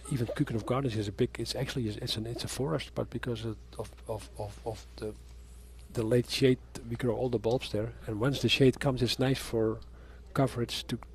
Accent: Lisse, South Holland, Netherlands; I was born up in Lissa.

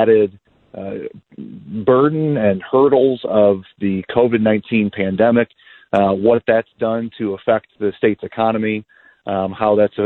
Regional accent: Dixon, Illinois, United States; Dixon's my hometown. I was born and raised here.

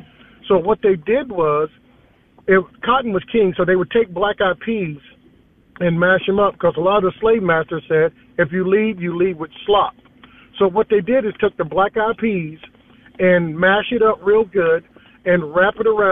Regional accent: South Carolina, United States; moved away; growing up as a kid, growing up in South Carolina

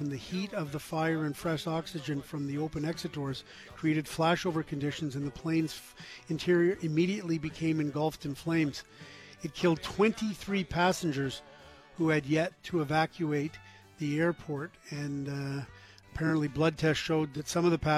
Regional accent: Prince Edward Island, Canada; moved away as an adult; now in Halifax, Canada; I grew up in Prince Edward Island, but I moved to Halifax, Nova Scotia for school and stayed for work.

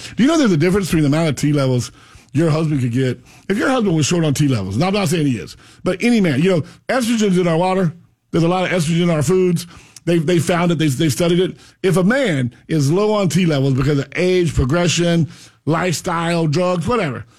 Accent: Pahokee, Florida, United States; now in Central Florida, United States; I'm from Palm Beach County. I grew up in Pahokee.

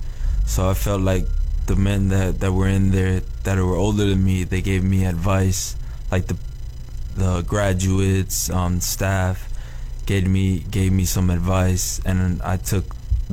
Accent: North Carolina, United States; moved away as an adult; now in Florida, United States; I grew up in North Carolina

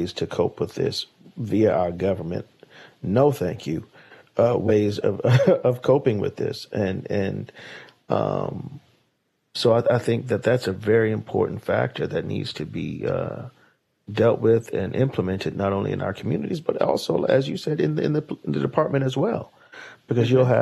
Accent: New York City, New York, United States; as a young Black man myself, growing up in Harlem

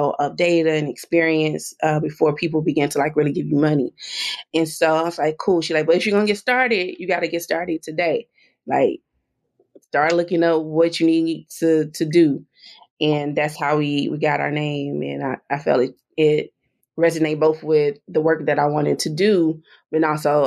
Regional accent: Dallas, Texas, United States; moved away as an adult; now in Washington, D.C., United States; people I grew up with in South Oak Cliff

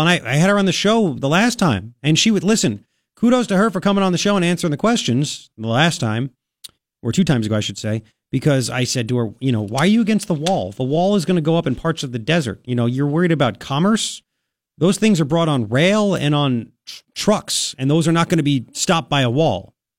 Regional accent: New York, United States; moved away as an adult; now in Tucson, United States; I was born here, I'm an American, I'm a New Yorker. I left New York because I couldn't afford this stuff.

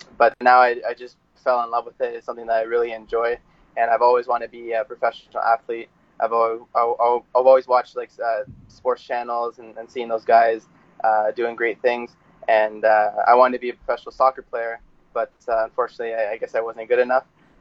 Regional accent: Welland, Ontario, Canada; I grew up in Welland, Ontario. Still here, living in Welland.

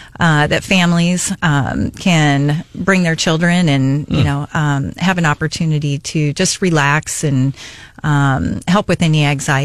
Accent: Arizona, United States; moved away as an adult; now in Missouri, United States; I actually was born and raised in Arizona and worked in northern Arizona before coming here. But I actually, as far as my family goes, I'm the only one that was born in Arizona.

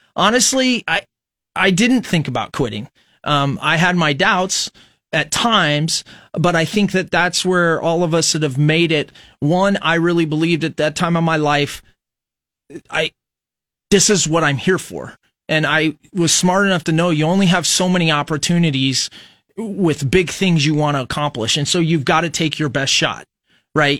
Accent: Fremont, Nebraska, United States; We grew up in Fremont, Nebraska.

